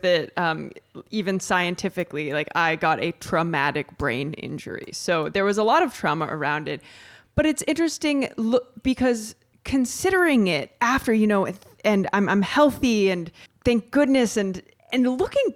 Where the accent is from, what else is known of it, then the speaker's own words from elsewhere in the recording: Midwest, United States; moved away as an adult; also born or lived in New York City; Growing up in the Midwest in America